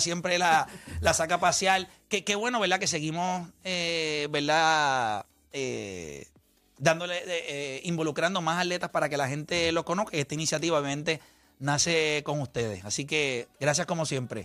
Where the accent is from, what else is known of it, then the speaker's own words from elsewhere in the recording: Las Piedras, Puerto Rico; also born or lived in Humacao; yo soy de las piedras, eh, nací en Humacao